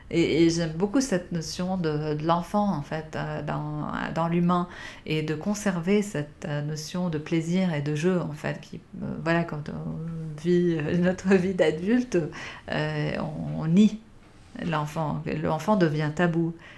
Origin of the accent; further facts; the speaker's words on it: Beirut, Beirut Governorate, Lebanon; j'ai grandi à Beyrouth